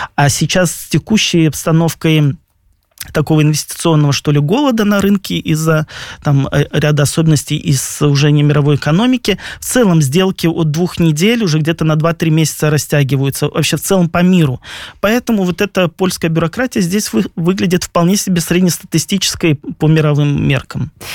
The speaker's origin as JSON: {"language": "Russian", "country": "Belarus", "moved": "as an adult", "lives_now": "Poland", "said": "мы, белорусы"}